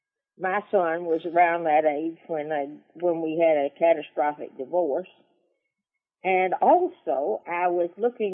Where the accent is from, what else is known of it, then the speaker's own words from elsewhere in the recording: the South, United States; Well, hey, I'm from the South. This is the buckle of the Bible Belt.